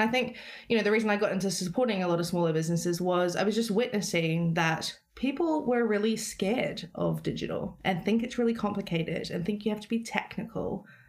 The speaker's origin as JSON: {"language": "English", "country": "New Zealand", "lives_now": "London, United Kingdom"}